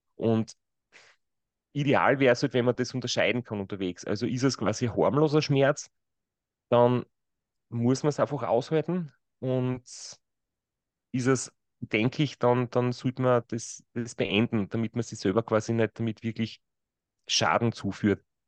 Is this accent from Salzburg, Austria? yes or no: no; Kraubath an der Mur, Styria, Austria; now in Graz, Austria; nach Graubad an der Mur gegangen. Das ist mein Ort, wo ich aufgewachsen bin.